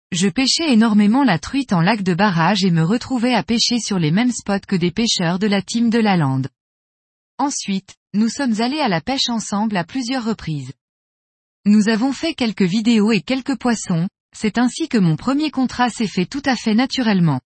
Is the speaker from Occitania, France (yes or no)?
no; Corsica, France; Fabio est venu pêcher chez nous en Corse, la truite, et nous avons discuté d'un poisson qui me faisait rêver depuis ma plus tendre enfance